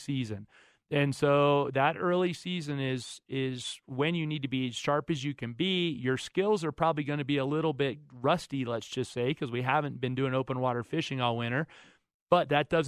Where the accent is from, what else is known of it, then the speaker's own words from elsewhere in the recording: Florida, United States; Florida, my home state